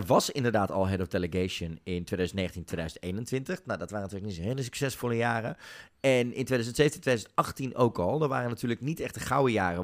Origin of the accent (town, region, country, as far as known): Netherlands